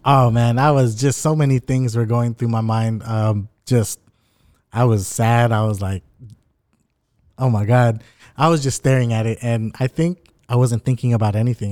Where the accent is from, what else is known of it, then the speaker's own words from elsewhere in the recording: Anaheim, California, United States; growing up in Anaheim